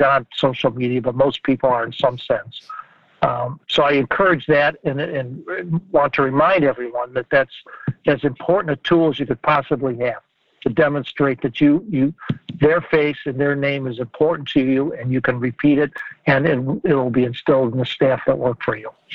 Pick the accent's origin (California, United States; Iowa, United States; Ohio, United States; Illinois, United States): Ohio, United States; I grew up in Ohio, and I'm calling you now from Ohio